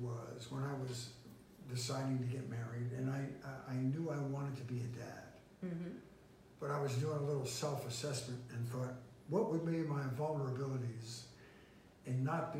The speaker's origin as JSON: {"language": "English", "town": "Philadelphia", "region": "Pennsylvania", "country": "United States", "tie": "born or raised there", "said": "Philadelphia, Pennsylvania."}